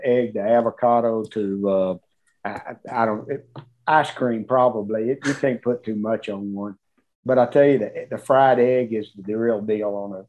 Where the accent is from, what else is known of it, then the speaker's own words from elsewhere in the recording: Texas, United States; I'm from Texas, we eat Mexican food